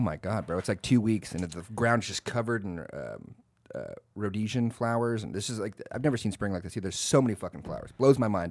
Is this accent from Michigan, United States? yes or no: no; Texas, United States; moved away as an adult; also born or lived in Austin / San Antonio; now in Washington, United States; live in Washington now, I'm like, no, I'm from Texas